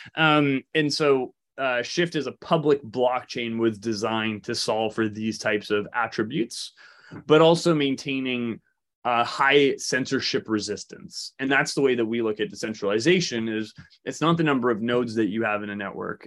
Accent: Canada; moved away; also born or lived in Toronto; we're from Canada and, and, and spent a lot of, many years in Toronto

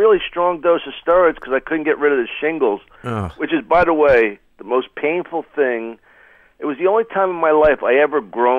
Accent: Philadelphia, Pennsylvania, United States; I'm from Philly. You know, how can you tell me what who to like?

